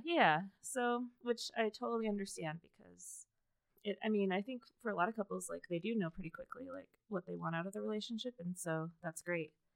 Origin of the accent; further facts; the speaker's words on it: Las Vegas, Nevada, United States; I grew up in Las Vegas